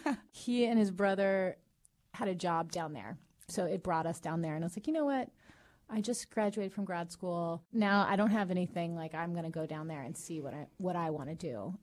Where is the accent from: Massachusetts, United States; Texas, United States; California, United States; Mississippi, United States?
California, United States; Long Beach; born and raised in Long Beach.